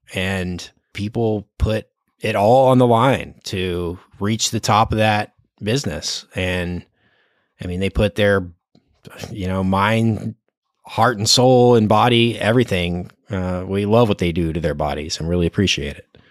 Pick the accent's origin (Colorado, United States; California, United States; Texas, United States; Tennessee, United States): Texas, United States; Dallas; I am from Dallas